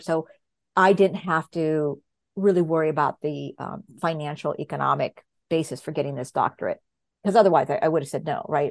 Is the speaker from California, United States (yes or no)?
yes; Los Angeles, California, United States; I grew up in Southern California